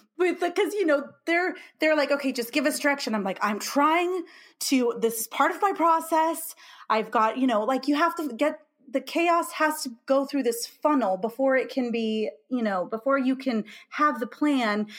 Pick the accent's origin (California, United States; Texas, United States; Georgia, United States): California, United States; moved away as an adult; now in Illinois, United States; I'm from California, and I live in Illinois now